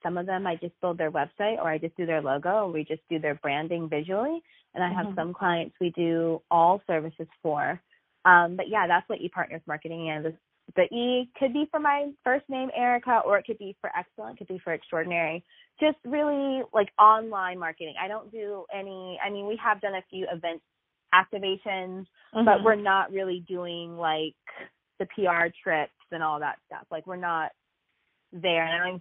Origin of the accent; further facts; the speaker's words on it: Jacksonville, Florida, United States; I'm from Jacksonville, Florida, which is 2 hours away from Disney in Orlando, 4 hours away from Atlanta.